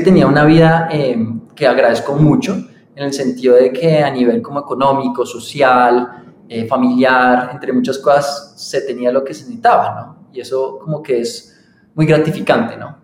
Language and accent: Spanish; Colombia; also born or lived in London / United States / Boyacá; yo nací entonces aquí en Colombia, me crié